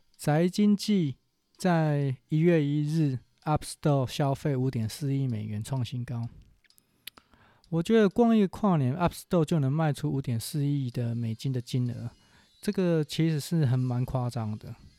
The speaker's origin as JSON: {"language": "Chinese", "country": "Taiwan", "said": "我们台湾人台语有一句话叫做"}